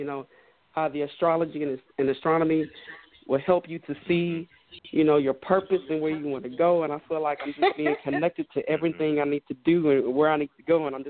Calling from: Houston, Texas, United States; I'm calling in from Houston.

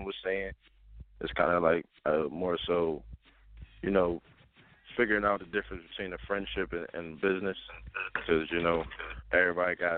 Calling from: Philadelphia, Pennsylvania, United States; Calling from West Philly.

